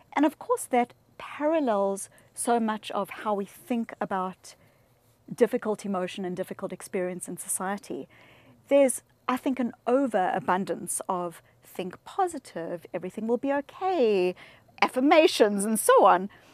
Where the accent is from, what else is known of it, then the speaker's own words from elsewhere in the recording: South Africa; I grew up in South Africa